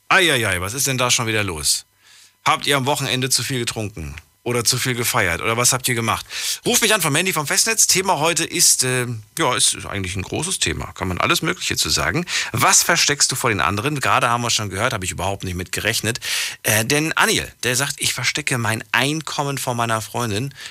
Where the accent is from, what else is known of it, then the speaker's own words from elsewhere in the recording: Ethiopia; now in Koblenz, Germany; Ja, ich komme aus Äthiopien.